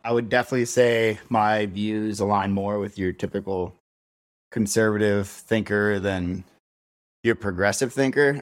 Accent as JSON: {"language": "English", "town": "Cold Spring", "region": "New York", "country": "United States", "tie": "born or raised there", "moved": "as an adult", "lives_now": "Denver, United States", "said": "The town I was born and raised in was called Cold Spring."}